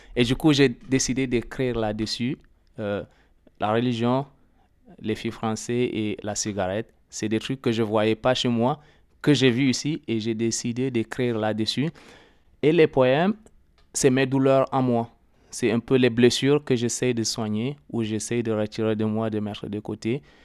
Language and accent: French; Chad; moved away; also born or lived in Libya; Je suis né dans un pays euh, arabophone